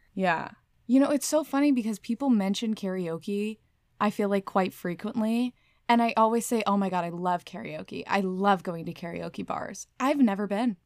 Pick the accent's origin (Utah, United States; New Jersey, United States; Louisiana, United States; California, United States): California, United States; moved away; I was born in California.